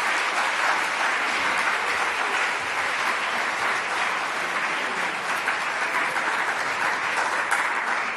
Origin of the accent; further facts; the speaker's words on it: Texas, United States; I'm from Texas